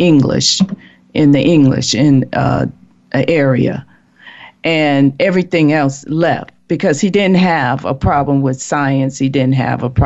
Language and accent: English; Chicago, Illinois, United States; I'm from Chicago, and I grew up there, went to school there.